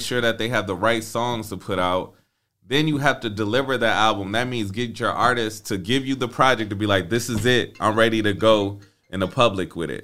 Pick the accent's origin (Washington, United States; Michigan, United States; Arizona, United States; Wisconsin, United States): Michigan, United States; Flint; moved away as an adult; also born or lived in Atlanta, Georgia; I'm originally from Flint, Michigan